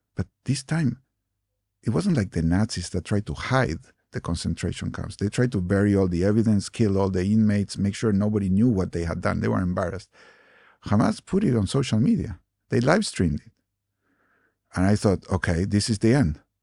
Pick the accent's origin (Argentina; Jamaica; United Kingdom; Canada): Argentina; moved away; I grew up in Argentina. I was born in Argentina